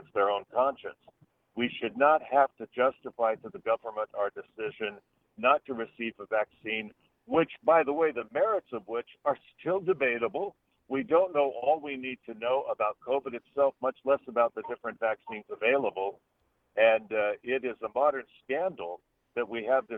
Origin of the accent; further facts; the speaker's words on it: United States; I am a Christian before I am an American.